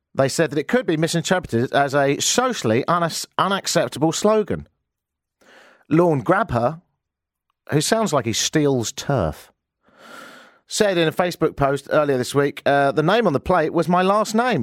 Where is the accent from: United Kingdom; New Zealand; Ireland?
United Kingdom; now in Canada; I'm British